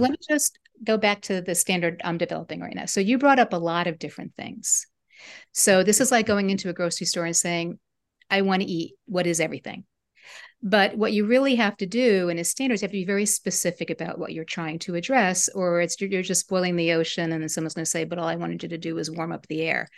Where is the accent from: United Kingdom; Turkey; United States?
United States; I'm part, part German, part Italian, but I'm American